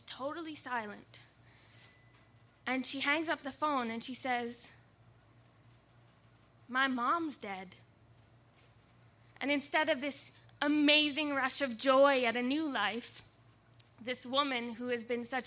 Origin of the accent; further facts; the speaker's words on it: Canada; moved away; also born or lived in California / Victoria, British Columbia; We were living in California, and I'm from Canada.